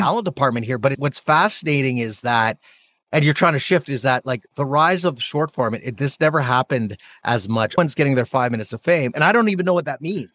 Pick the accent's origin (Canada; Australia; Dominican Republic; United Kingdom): Canada; now in United States; I'm Canadian. I'm an immigrant to the United